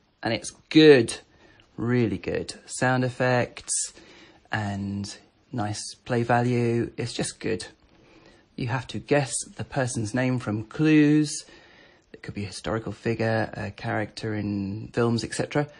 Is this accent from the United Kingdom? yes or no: yes; Warwick, West Midlands, United Kingdom